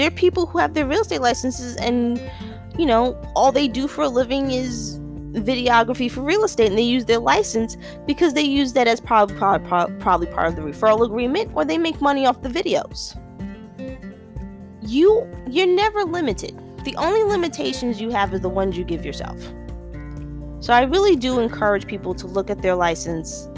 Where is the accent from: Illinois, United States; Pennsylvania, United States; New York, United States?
New York, United States; New York City; I'm a New Yorker, and I'm also, depending on who you talk to, about fourth generation New Yorker on my mom's side, third generation New Yorker on my father's